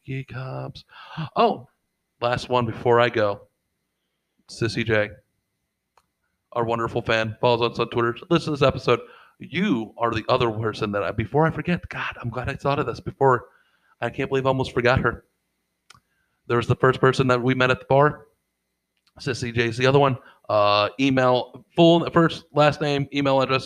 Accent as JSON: {"language": "English", "town": "St. Louis", "region": "Missouri", "country": "United States", "said": "we're from St. Louis."}